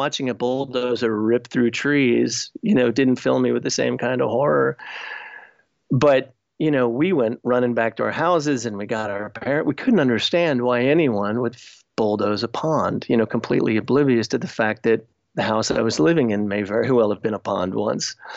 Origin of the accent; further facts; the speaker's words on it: Essex County, Northeast New Jersey, United States; I grew up in Northeast New Jersey, about 15 miles outside of New York City, in an area called Essex County.